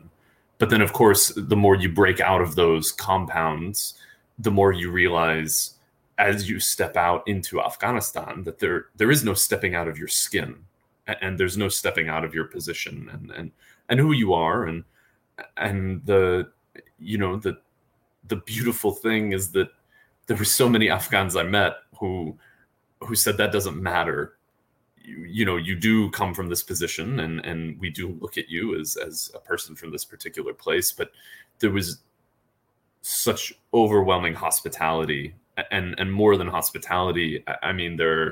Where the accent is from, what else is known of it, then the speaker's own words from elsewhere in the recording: United States; as an American